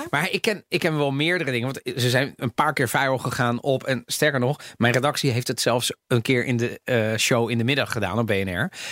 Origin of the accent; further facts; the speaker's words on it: Netherlands; accent: Italian; also born or lived in The Hague; ik ben opgegroeid in Nederland. Ik heb, misschien, ik heb een Italiaans accent, misschien een beetje